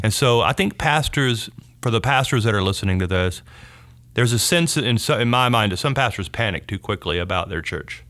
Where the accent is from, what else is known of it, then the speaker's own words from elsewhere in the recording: North Louisiana, United States; moved away as an adult; also born or lived in Shreveport / Dallas-Fort Worth; I grew up in North Louisiana